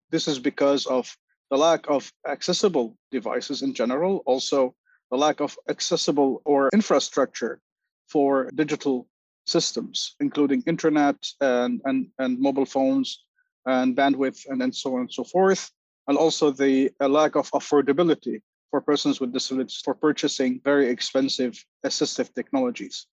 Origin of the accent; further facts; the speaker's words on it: Lebanon; now in New York, United States; I am originally from Lebanon, currently living in New York.